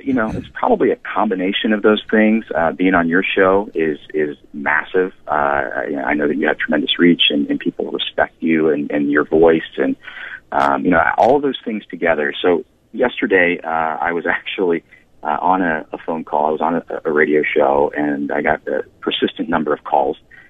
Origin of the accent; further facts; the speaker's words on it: Ashland, Ohio, United States; I'm a boy from Ashland, Ohio